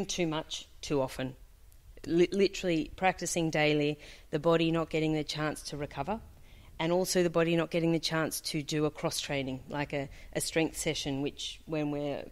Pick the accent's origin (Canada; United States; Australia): Australia; moved away as an adult; now in Dubai, United Arab Emirates; I'm an Australian physio. I've been in Dubai about 10 years.